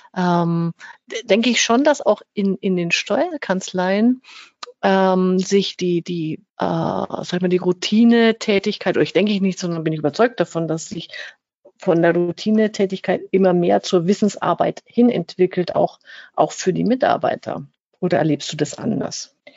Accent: Fürth, Bavaria, Germany; accent: Franconian rolled R; Ich bin ja aus Fürth. Wir werden und können hoffentlich heute so richtig schön das ähm, fränkische R mal rollen lassen

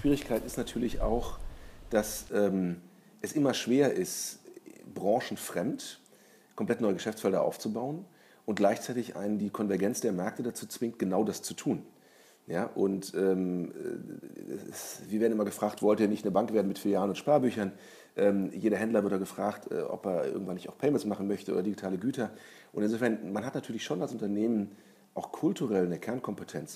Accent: Germany; als Deutscher

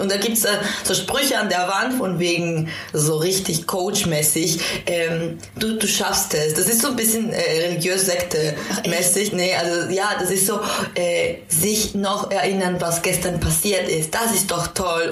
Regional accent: Quito, Pichincha, Ecuador; now in Berlin, Germany; Ich komme ja auch aus Quito und Quito liegt sehr hoch

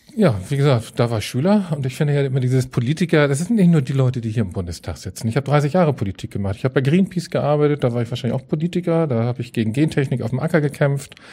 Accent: Hamburg, Germany; also born or lived in Reinbek; bin Hamburger ähm, und mache hier Außenpolitik

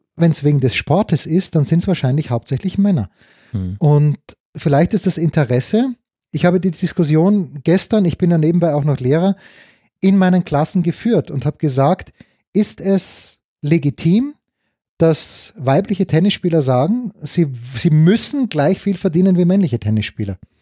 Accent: Austria; so bin ich einfach als Österreicher gepolt. Das ist halt, wie du es halt lernst von deinen Eltern

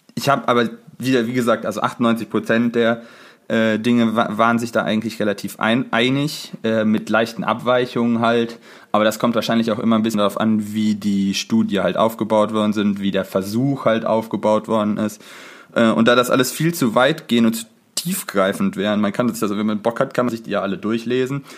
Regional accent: Cologne Bonn Airport catchment area, North Rhine-Westphalia, Germany; wir kommen ja aus dem Einzugsraum vom Köln-Bonner Flughafen

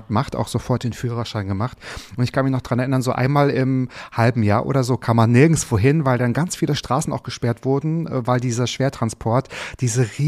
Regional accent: Waren, Mecklenburg-Vorpommern, Germany; Meine Heimatstadt übrigens.

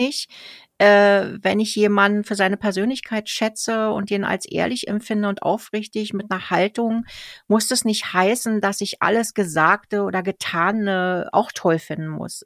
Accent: Berlin, Germany; now in Switzerland; das gleiche Kiez, wo ich auch aufgewachsen bin in Berlin

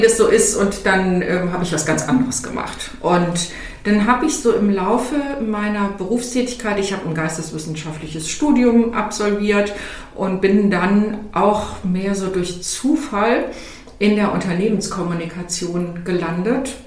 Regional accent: Cologne area, North Rhine-Westphalia, Germany; Ich bin ja aus dem Umfeld von Köln

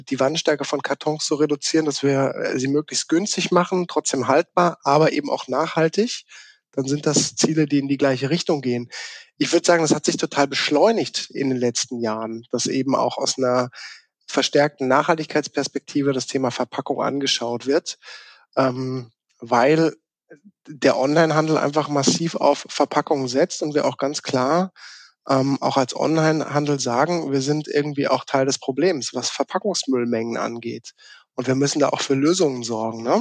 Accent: Baden-Württemberg, Germany; born there; accent: South Baden dialect; ich bin gebürtiger, gebürtiger Südbadener, was man meinem Dialekt irgendwie nicht mehr so anhört, außer ich bin mit äh, zu Hause im Gespräch, dann wird das schon mal ein bisschen mehr Isch und Hesch und so.

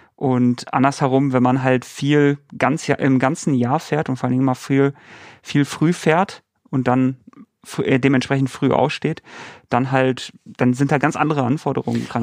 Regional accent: Bochum, North Rhine-Westphalia, Germany; Ich komme ja aus, aus NRW, aus Bochum

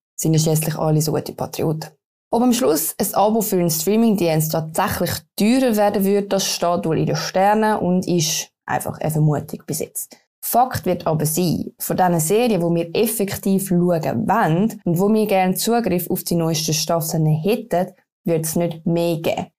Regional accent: Switzerland; Bei uns in Bern

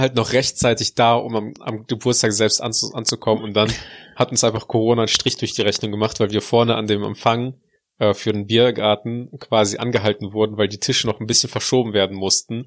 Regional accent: Russia; now in Germany; bei uns in Russland

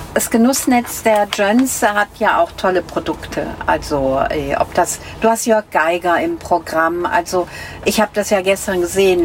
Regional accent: North Rhine-Westphalia, Germany; Ich komme ja nun aus Ostwestfalen

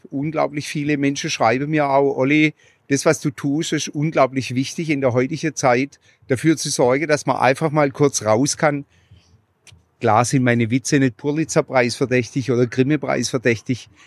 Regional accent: Pforzheim, Baden-Württemberg, Germany; auch über meine Heimatstadt Pforzheim äh, rede ich da sehr, sehr ähm, ja, so wie ich's wahrgenommen habe.

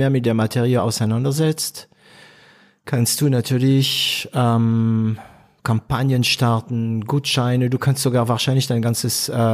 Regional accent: France; natürlich als Franzose normalerweise tendiere ich zu PrestaShop

